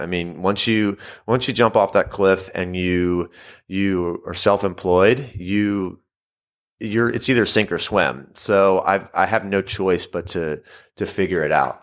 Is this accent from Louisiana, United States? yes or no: yes; Louisiana, United States; also born or lived in Mississippi; moved back to my home state of Louisiana